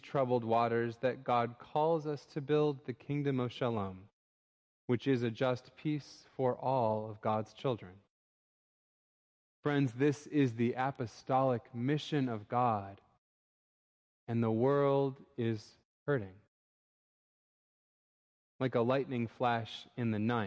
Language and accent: English; Minneapolis, Minnesota, United States; moved away; my hometown in Minneapolis, Minnesota.